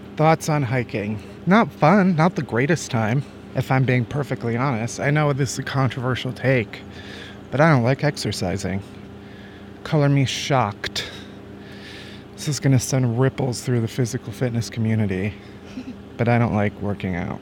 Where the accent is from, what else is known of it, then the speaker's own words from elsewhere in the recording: Midwest, United States; I'm from the Midwest. Growing up, we always had tornado drills in school